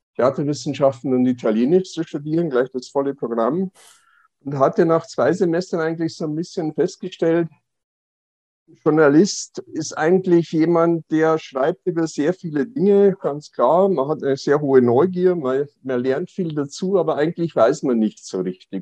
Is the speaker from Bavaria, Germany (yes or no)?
yes; Passau, Bavaria, Germany; moved away as an adult; now in Berlin, Germany; in Passau äh, meine Heimatstadt